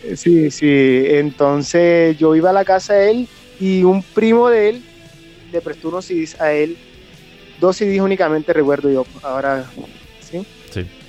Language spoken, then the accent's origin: Spanish; Colombian coast, Córdoba, Colombia; now in Bogotá, Colombia; actualmente vivo en Bogotá. Eh, soy de eh, soy de Córdoba, de la costa de Colombia